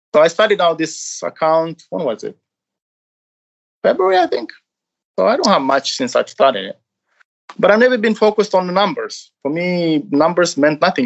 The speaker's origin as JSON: {"language": "English", "country": "Romania", "moved": "yes", "lives_now": "Norway", "said": "I'm from Romania"}